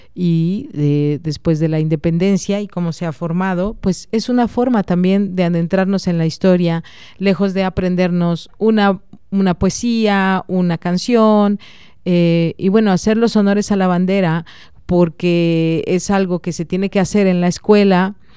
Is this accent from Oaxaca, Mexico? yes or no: yes; Oaxaca, Mexico; soy oaxaqueña